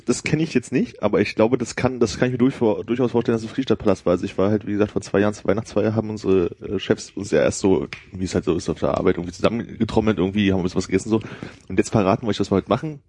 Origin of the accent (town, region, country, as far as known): GDR, East Germany, Germany; born or raised there